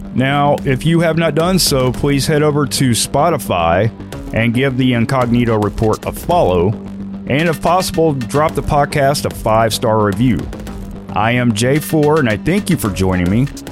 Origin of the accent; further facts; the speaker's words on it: United States; American citizens